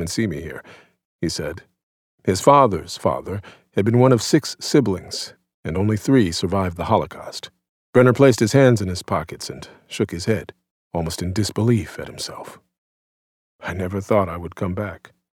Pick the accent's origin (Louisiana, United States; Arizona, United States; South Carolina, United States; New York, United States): Louisiana, United States; New Orleans; New Orleans, my hometown